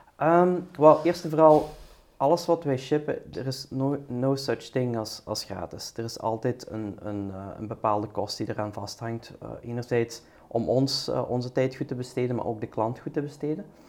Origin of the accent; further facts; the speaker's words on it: Belgium; also born or lived in United States; zijn wij als Belgen